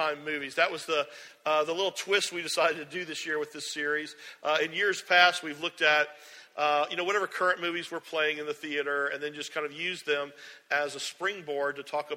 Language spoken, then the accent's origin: English; James Island, South Carolina, United States; I grew up on James Island. I went to Fort Johnson High School when there were still two high schools on James Island.